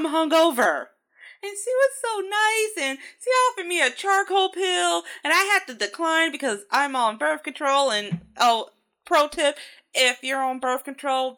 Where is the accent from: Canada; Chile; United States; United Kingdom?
United States; Midwest; we're all from the Midwest